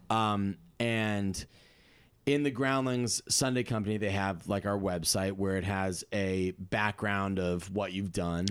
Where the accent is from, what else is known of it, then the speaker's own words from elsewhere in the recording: Massachusetts, United States; moved away; I'm from Massachusetts